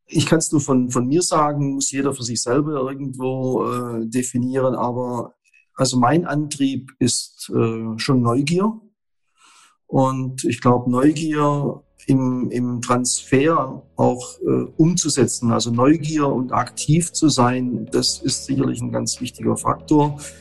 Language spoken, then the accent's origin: German; Bernhausen, Baden-Württemberg, Germany; wir haben in dem Ort Bernhausen, wo ich groß geworden bin